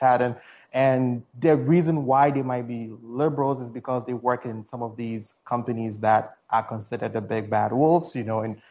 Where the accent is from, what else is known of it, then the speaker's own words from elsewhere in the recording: Ghana; now in United States; I'm originally from Ghana, as you can tell from my accent